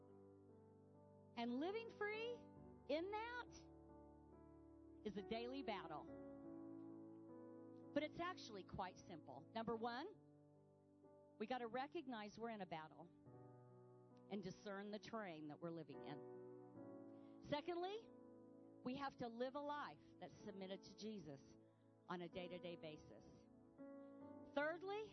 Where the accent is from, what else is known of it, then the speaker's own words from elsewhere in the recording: United States; I'm an American.